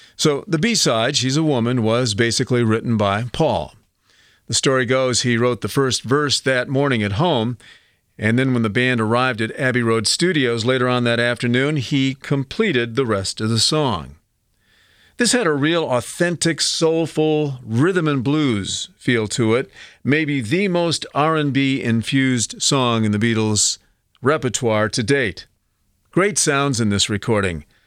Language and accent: English; United States; these were the mixes that we grew up with here in the States.